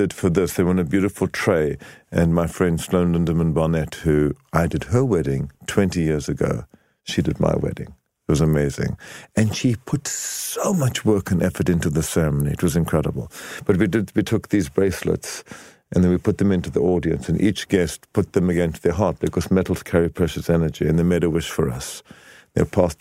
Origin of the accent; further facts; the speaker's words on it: South Africa; my husband, now, Danny, comes from Argentina, and I'm from South Africa.